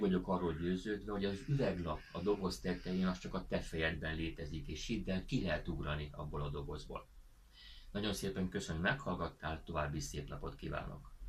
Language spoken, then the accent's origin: Hungarian; Hungary; így magyarként nagyon nehéz kilépni ebből a helyzetből